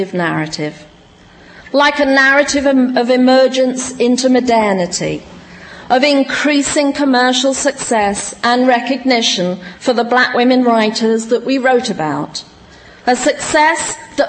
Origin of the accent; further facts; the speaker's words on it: United Kingdom; also born or lived in West Indies (heritage); now in United States; I was from Britain and or of West Indian heritage